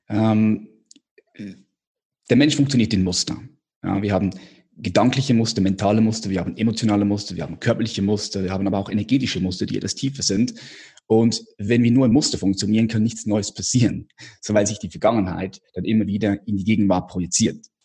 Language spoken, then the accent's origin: German; Switzerland; Ich komme aus der Schweiz